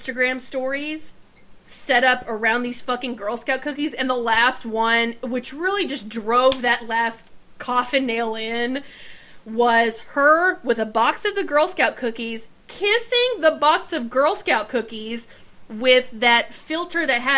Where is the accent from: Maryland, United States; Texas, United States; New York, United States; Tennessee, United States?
Texas, United States; I'm from Texas